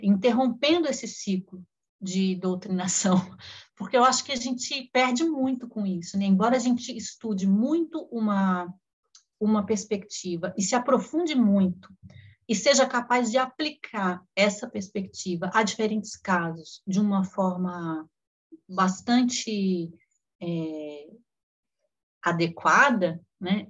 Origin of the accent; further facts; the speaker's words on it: Brasília, Federal District, Brazil; moved away as an adult; voltei para Brasília onde hoje eu moro, né? Voltei para minha cidade natal